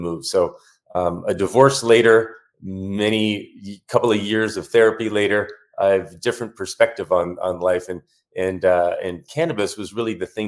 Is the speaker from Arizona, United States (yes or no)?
yes; Tucson, Arizona, United States; I'm from Tucson, Arizona, where I still live right now with my two kids. And I was born here.